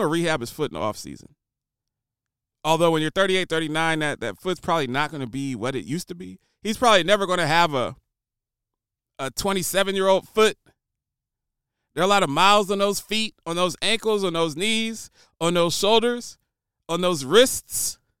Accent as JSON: {"language": "English", "region": "Ohio", "country": "United States", "said": "I'm from Ohio."}